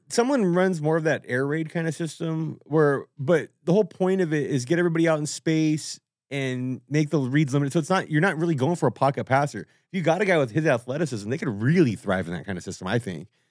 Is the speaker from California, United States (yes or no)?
yes; Whittier, California, United States; where I grew up in Whittier